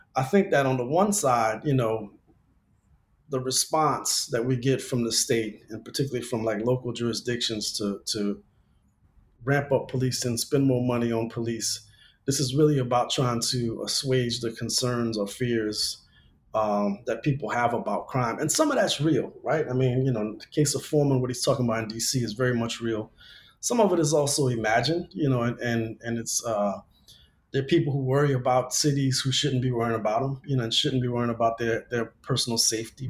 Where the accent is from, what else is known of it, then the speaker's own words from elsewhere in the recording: Louisiana, United States; now in Los Angeles, United States; I grew up in Louisiana